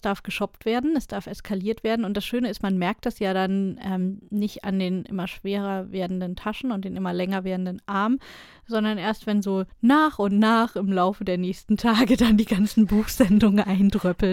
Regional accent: Berlin, Germany; Als Berlinerin

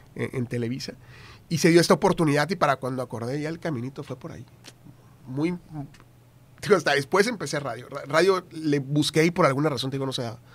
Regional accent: San Fernando, Tamaulipas, Mexico; moved away as an adult; also born or lived in Reynosa / Ciudad Victoria; now in Monterrey, Mexico; yo nací en Reynosa, eh, Tamaulipas, viví en San Fernando hasta los 15 años

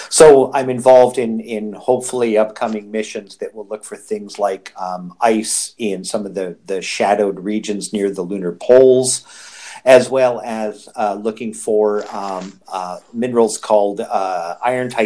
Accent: Toronto, Ontario, Canada; I'm from the Toronto area, so Canadian.

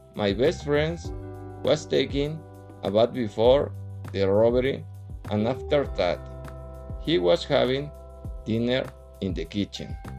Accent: Querétaro, Mexico; English is a second language; I am 40 years old and I'm from Querétaro City.

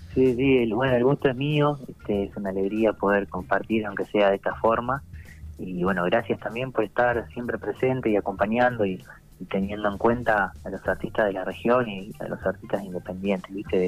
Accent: Santa Rosa, La Pampa, Argentina; yo soy de Santa Rosa, eh, acá digamos en la capital de La Pampa

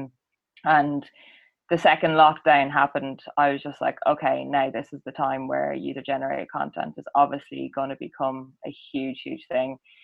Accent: County Meath, Leinster, Ireland; also born or lived in Dublin; I grew up in a really rural, tiny little parish in County Meath

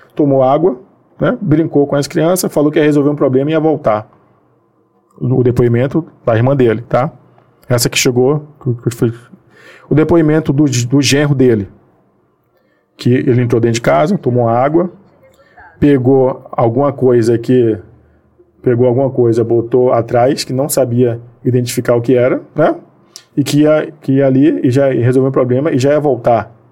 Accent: Bahia, Brazil; now in Rio de Janeiro, Brazil; eu sou baiano

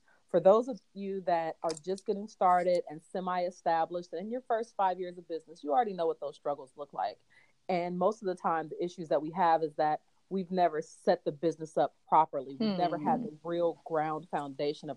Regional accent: Fresno, California, United States; also born or lived in Augusta, Georgia; now in Atlanta, United States; I am from Fresno, California, went back home for a couple of years.

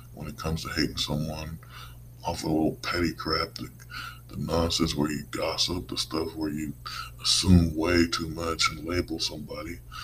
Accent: United States; as American people, as citizens

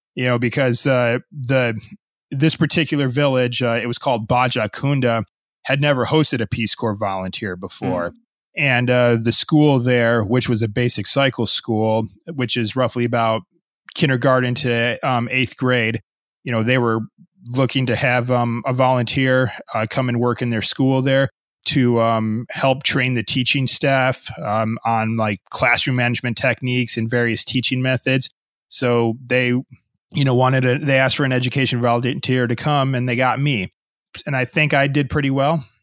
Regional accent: United States; also born or lived in Gambia / Japan; growing up in a Western uh, country like the United States

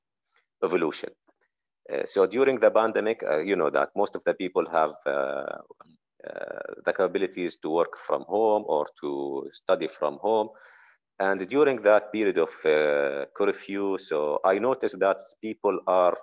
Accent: Jordan; I'm originally from Jordan

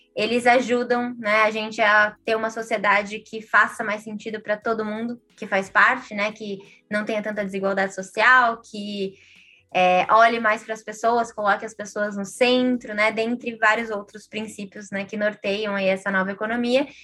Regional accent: Brazil; a, gente, como brasileiros, brasileiras, compartilha de uma cultura do país

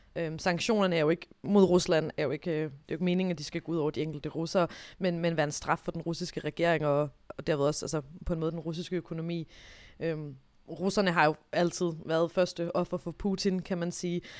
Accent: Denmark; jeg som dansker

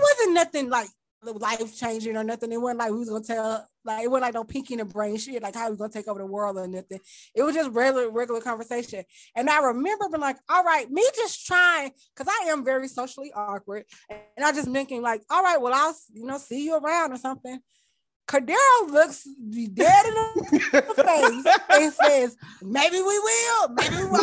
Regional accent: Mississippi, United States; I was from Mississippi

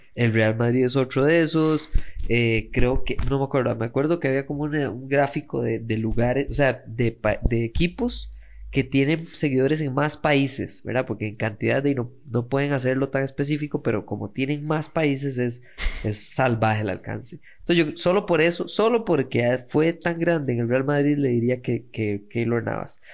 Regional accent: Costa Rica; soy un mae de Costa Rica

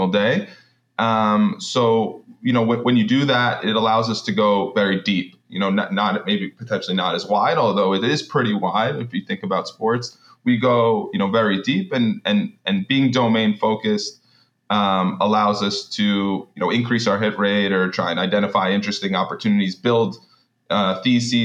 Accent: New York, United States; I'm from New York. I currently work out of New York

